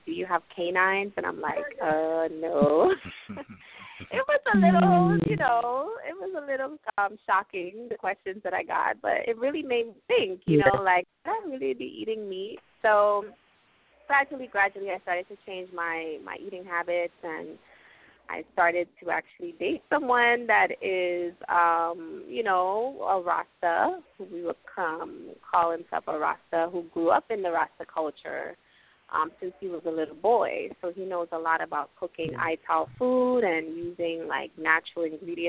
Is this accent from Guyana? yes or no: yes; Guyana; also born or lived in New York City, United States; now in US Virgin Islands; I'm originally from Guyana, so I'm native to the Caribbean.